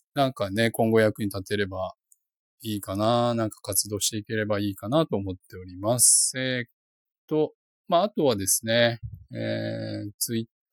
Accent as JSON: {"language": "Japanese", "region": "Hiroshima", "country": "Japan", "tie": "born or raised there", "accent": "Hiroshima dialect", "moved": "yes", "lives_now": "Tokyo, Japan", "said": "広島出身なんですよね、僕がね"}